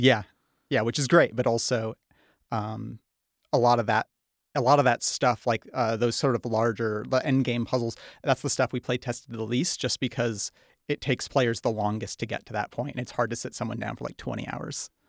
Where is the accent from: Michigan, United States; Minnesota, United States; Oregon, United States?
Michigan, United States; Charlevoix; moved away as an adult; also born or lived in Holland, Michigan; now in Los Angeles, United States; I grew up in Charlevoix, uh, and along with my sister, Kelsey